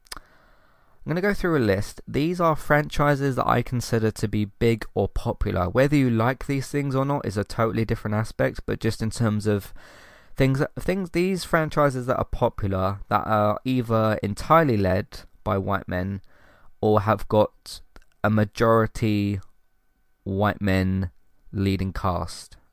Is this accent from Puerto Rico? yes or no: no; London, United Kingdom; born and raised in London